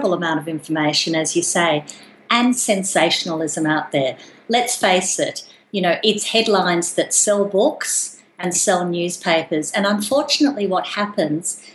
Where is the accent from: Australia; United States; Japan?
Australia; Darling Downs, Queensland; I grew up on the Darling Downs, which, if you're listening to this podcast, you don't know the area. It's an agricultural region of Australia